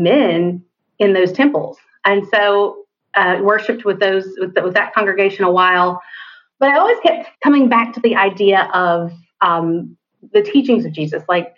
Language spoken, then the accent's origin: English; East Tennessee, United States; moved away as an adult; now in Spartanburg, United States; I'm from East Tennessee, but I live in Spartanburg, South Carolina